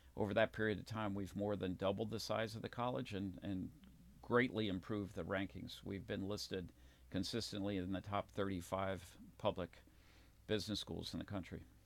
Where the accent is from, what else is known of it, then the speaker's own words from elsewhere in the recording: Baltimore, Maryland, United States; I was raised in Baltimore, Maryland